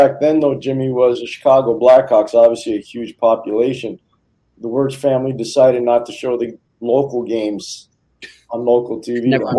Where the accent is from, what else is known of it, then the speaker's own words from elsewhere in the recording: Montreal, Quebec, Canada; when I was a kid growing up in Montreal